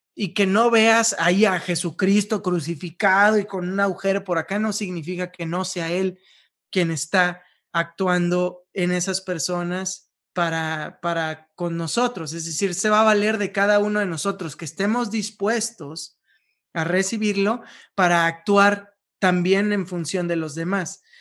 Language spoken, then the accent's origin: Spanish; Veracruz, Mexico; now in Mexico City, Mexico; yo soy de Veracruz